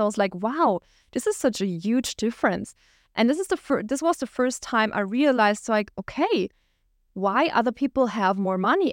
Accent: Germany; moved away as an adult; also born or lived in Düsseldorf, Germany; We lived at the border of Switzerland

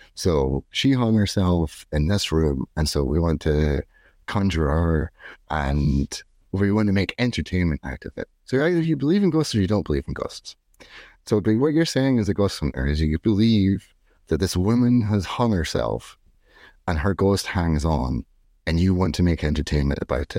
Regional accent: Scotland, United Kingdom; now in Dublin, Ireland; I'm not from here. I'm from Scotland, and I live in the suburbs of Dublin

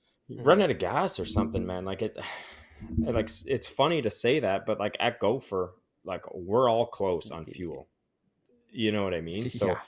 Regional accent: Canada; We all do as Canadian riders.

